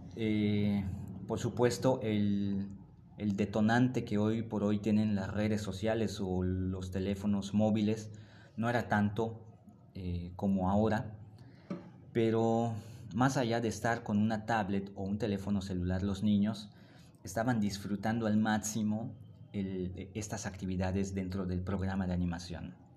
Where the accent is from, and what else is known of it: Mérida, Yucatán, Mexico